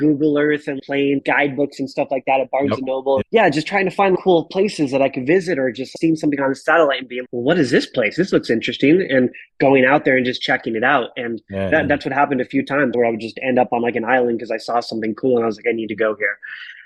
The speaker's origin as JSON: {"language": "English", "town": "Marana", "region": "Arizona", "country": "United States", "tie": "born or raised there", "also_born_or_lived": "Tucson, Arizona", "said": "a kid from Marana, Arizona that grew up basically in a trailer park"}